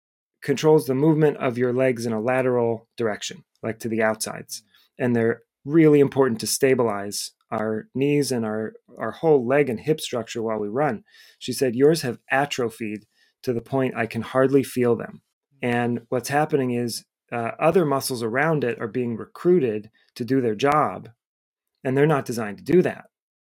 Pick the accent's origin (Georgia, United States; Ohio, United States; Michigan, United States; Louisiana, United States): Ohio, United States; Cleveland; moved away as an adult; now in Boston, United States; I moved to Boston from Cleveland, Ohio, where I went to school and grew up.